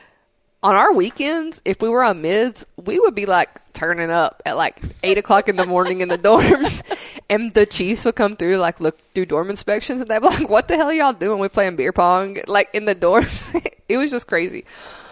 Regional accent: Tennessee, United States; I'm from Tennessee

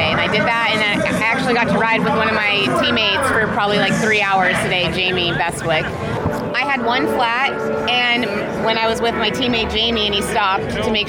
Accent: Whitefish, Montana, United States; now in Encinitas, United States; I am from Encinitas, California, but I'm moving back to Whitefish, Montana, where I grew up on Monday.

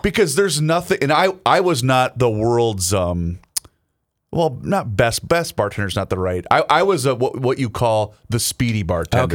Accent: Southern Minnesota, United States; I'm from Southern Minnesota

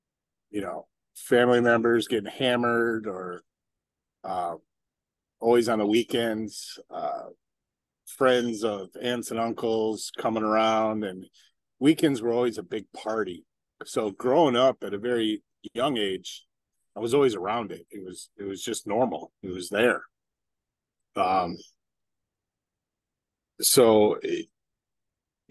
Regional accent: Novi, Michigan, United States; moved away as an adult; also born or lived in South Florida; Growing up in Novi, Michigan

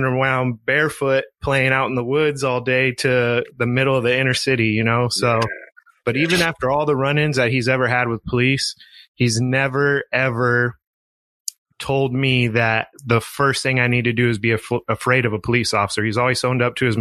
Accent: East Oakland, Ramona, Southern California, United States; We moved from East Oakland to Ramona

